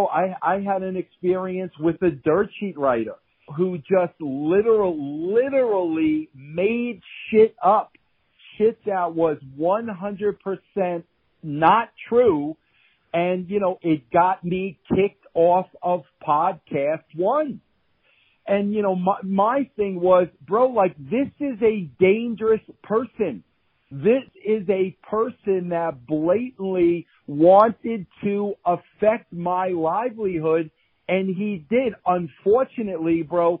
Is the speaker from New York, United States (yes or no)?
yes; Long Island, New York, United States; I was from Long Island. We were both Italian.